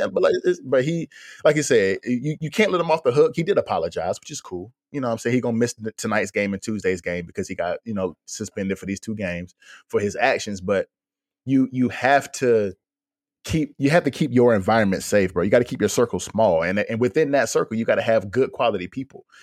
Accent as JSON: {"language": "English", "town": "Fayetteville", "region": "North Carolina", "country": "United States", "tie": "born or raised there", "said": "I'm from North Carolina. Me and D'Lo from Fayetteville"}